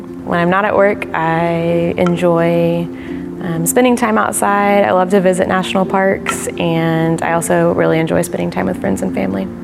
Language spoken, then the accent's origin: English; Houston, Texas, United States; also born or lived in College Station, Texas; I was born and raised in Houston. I grew up in Clear Lake with my family